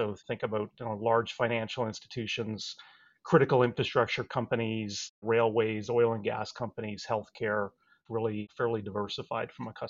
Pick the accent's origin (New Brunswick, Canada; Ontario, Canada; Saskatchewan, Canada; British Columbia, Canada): Saskatchewan, Canada; when I was growing up, my dad worked for the local telephone operator up in Canada. I grew up in Saskatchewan.